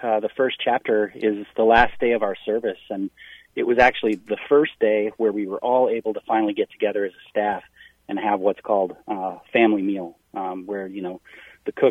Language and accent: English; Wisconsin, United States; I'm from Wisconsin.